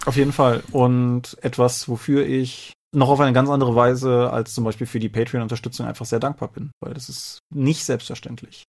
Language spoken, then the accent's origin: German; Rhineland, Germany; als Rheinländer